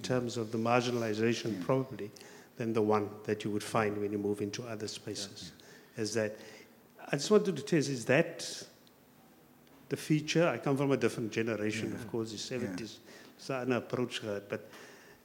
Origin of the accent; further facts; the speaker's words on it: Elsies River, Western Cape, South Africa; where I grew up in Elsies